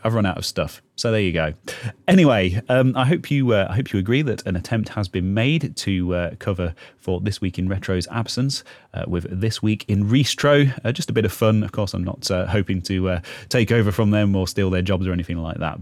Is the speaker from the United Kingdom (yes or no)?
yes; United Kingdom; we're British here.